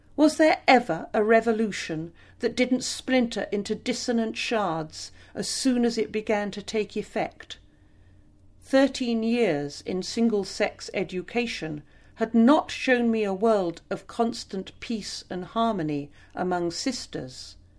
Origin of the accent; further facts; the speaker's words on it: Glastonbury, South West England, United Kingdom; Growing up in Somerset